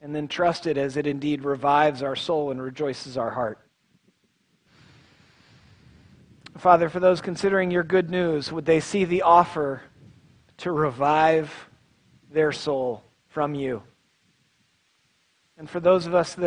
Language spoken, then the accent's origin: English; Tulsa, Oklahoma, United States; moved away; I'm from Tulsa, Oklahoma